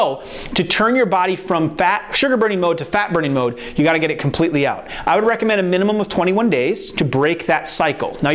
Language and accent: English; Iowa, United States; now in the South, United States; I'm from Iowa, so I didn't realize that when I moved down to the South that that's what they call it.